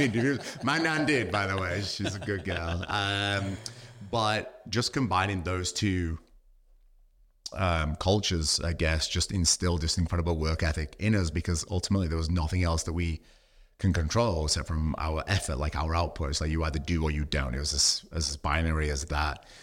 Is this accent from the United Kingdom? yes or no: yes; United Kingdom; now in Australia; being British